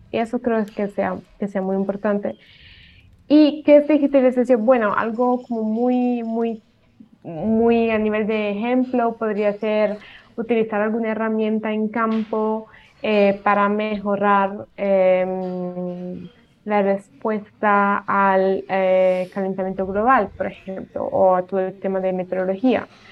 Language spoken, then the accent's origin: Spanish; Italy; Spanish is a second language; moved away as an adult; also born or lived in Colombia; yo soy italiana y bueno, como pueden escuchar, eh, el español no es mi primer idioma